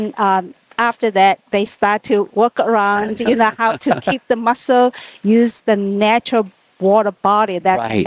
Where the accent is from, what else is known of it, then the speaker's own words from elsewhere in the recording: China; moved away as an adult; now in United States; originally, I'm from China.